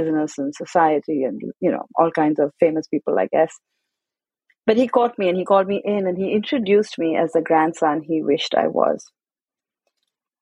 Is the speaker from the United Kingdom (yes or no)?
no; Kolkata, West Bengal, India; I grew up in Calcutta, India, and we were a fairly traditional family